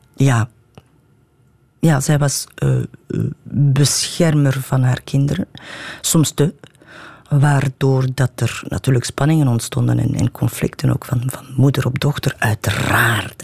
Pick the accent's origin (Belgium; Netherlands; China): Belgium; Watervliet, Flanders; ik ben in Watervliet opgegroeid